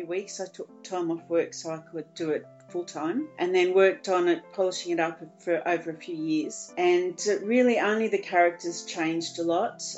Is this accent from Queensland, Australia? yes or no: no; Sydney, New South Wales, Australia; I grew up in the Royal National Park, or next to the Royal National Park